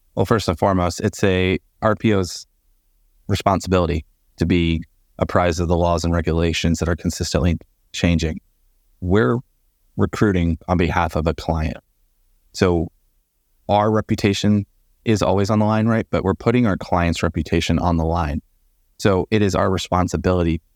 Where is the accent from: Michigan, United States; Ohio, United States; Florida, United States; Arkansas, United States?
Florida, United States; Port Charlotte; moved away as an adult; also born or lived in Phoenix, Arizona; now in Georgia, United States; I'm originally from Port Charlotte, Florida, which is about a hundred miles south of Tampa